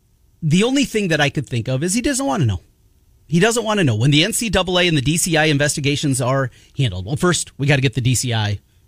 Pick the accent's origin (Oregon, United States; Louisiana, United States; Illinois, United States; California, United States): Illinois, United States; I grew up in Illinois, a big hockey fan.